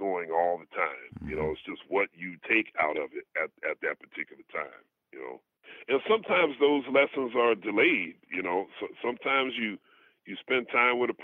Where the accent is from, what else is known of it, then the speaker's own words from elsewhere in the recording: Philadelphia, Pennsylvania, United States; my hometown is just, I'm so proud of Philly